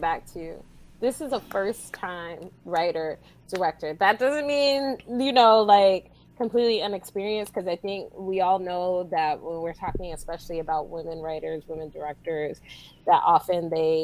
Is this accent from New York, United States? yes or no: yes; New York, United States; where I grew up in New York